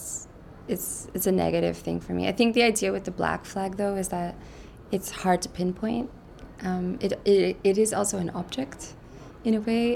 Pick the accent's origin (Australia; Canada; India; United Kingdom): Canada; moved away as an adult; now in Brussels, Belgium; I'm Canadian. I'm born in Canada